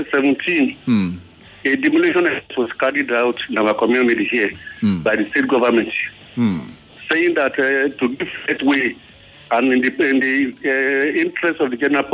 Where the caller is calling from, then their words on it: Igbogbo, Lagos, Nigeria; Igbogbo in Ikorodu here.